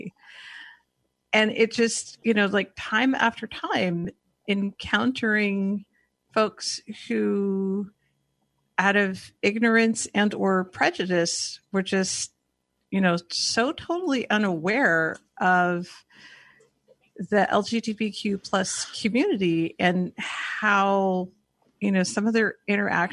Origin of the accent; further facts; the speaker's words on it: Northern California, United States; now in Portland, United States; I am from Portland, Oregon, originally from Northern California